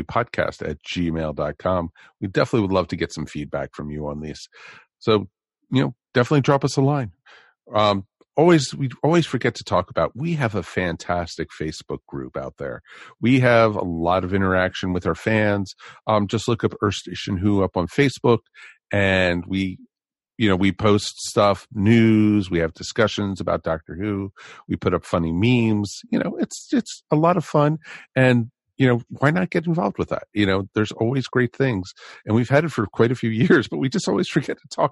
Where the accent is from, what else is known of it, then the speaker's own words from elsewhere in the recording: Levittown, Pennsylvania, United States; I grew up in Levittown